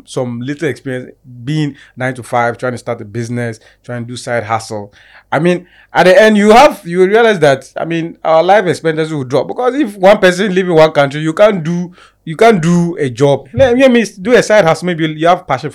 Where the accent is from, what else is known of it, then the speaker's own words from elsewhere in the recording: Ghana; me as a Ghanaian